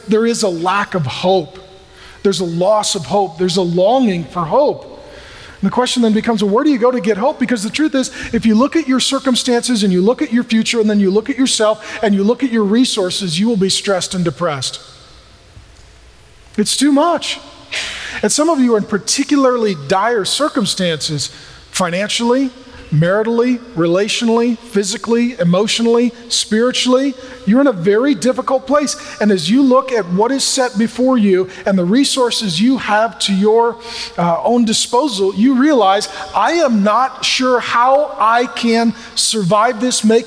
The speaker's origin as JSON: {"language": "English", "town": "SeaTac", "region": "Washington", "country": "United States", "tie": "born or raised there", "said": "I grew up in SeaTac"}